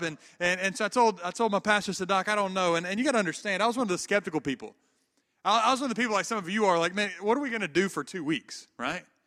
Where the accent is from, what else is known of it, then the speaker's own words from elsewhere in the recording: the Bible Belt of the South, United States; also born or lived in Atlanta, Georgia / Memphis, Tennessee; now in Auburn, United States; I grew up in the Bible Belt of the South